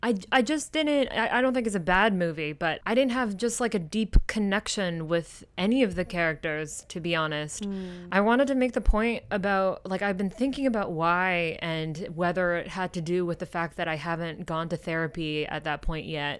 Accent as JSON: {"language": "English", "region": "Kyoto", "country": "Japan", "tie": "born or raised there", "said": "growing up in Japan, specifically in Kyoto"}